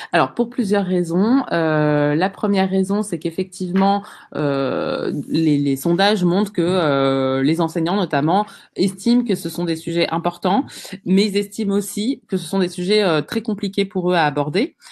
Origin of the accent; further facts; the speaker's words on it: Bondy, Île-de-France, France; j'ai grandi euh, à Bondy, j'ai fait toute ma scolarité en REP